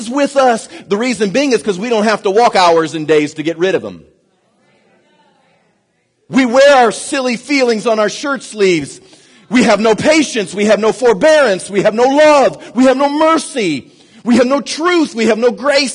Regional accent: United States; I'm an American myself

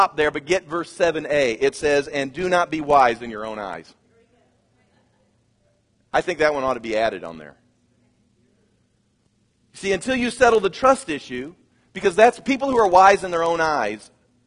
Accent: Kansas, United States; moved away; I come from Kansas.

